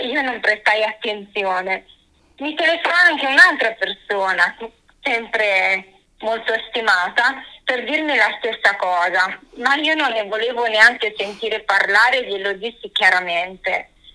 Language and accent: Italian; Sogliano al Rubicone, Emilia-Romagna, Italy; also born or lived in Forlì; now in Rome, Italy; io praticamente vengo da un paesino di campagna del comune di Sogliano sul Rubicone e nel 2000 mi sono trasferita a Forlì